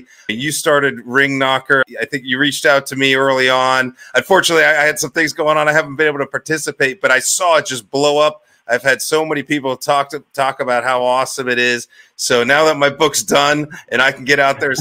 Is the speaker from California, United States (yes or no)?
no; Northeast Ohio, United States; I'm from Ohio. I'm from Northeast Ohio, Amish country